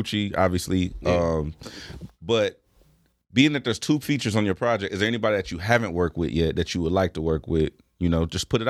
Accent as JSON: {"language": "English", "town": "Los Angeles", "region": "California", "country": "United States", "tie": "born or raised there", "said": "So I'm born and raised here in LA. I'm from the East Side, though"}